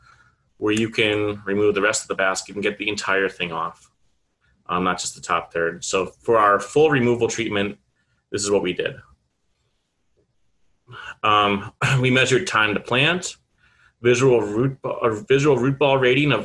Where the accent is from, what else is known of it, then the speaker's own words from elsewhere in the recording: Manitowoc, Wisconsin, United States; moved away; Manitowoc, Wisconsin, which is along Lake Michigan, my hometown.